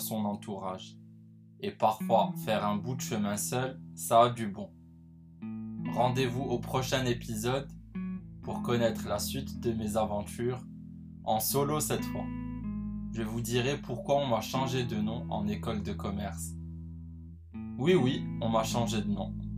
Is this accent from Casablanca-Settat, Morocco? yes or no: yes; Casablanca, Casablanca-Settat, Morocco; J'arrive chez moi à Casablanca